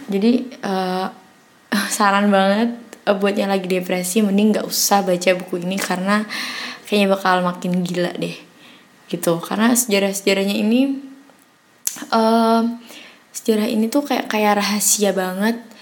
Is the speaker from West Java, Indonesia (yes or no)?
no; Semarang, Central Java, Indonesia; perkenalkan … aku dari Semarang.